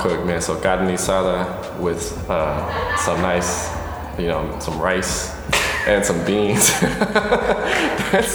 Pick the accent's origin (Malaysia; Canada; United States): United States; Texas; I'm from Texas